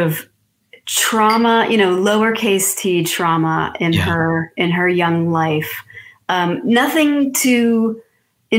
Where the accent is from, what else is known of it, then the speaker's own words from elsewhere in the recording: Massachusetts, United States; moved away as an adult; now in Outer Banks, North Carolina, United States; I've lived on the Outer Banks for 9 years now, and I'm originally from Massachusetts